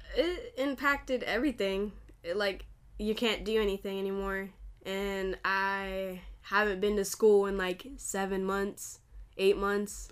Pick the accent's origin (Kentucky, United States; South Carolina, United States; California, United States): California, United States; I'm from Cali, California.